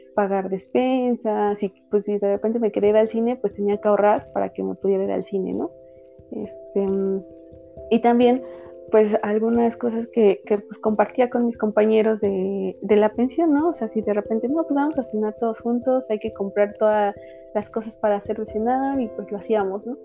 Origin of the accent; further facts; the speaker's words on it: Tlahuelilpan, Hidalgo, Mexico; moved away as an adult; also born or lived in Pachuca; now in Mexico City, Mexico; yo soy originaria de Hidalgo, pero actualmente vivo en la Ciudad de México